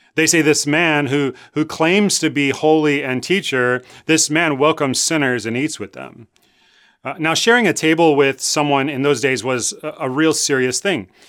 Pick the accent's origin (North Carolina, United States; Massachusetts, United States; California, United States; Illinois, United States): Illinois, United States; Chicago; I grew up in Chicago. I went to Lane Tech High School